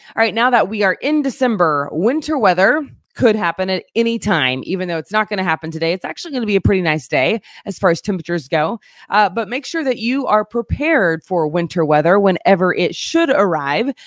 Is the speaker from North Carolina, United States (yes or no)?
no; Fort Gibson, Oklahoma, United States; now in Springfield, United States; my hometown, uh, Fort Gibson, Oklahoma